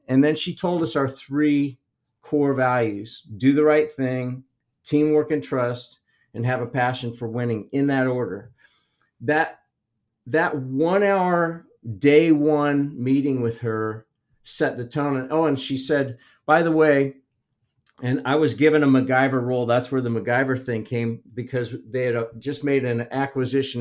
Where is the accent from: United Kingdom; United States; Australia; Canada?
United States; Midwest; I'm from the Midwest